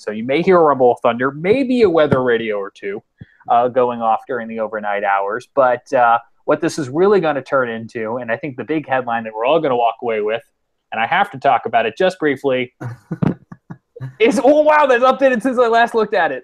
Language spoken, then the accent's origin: English; New York, United States; moved away; I grew up in New York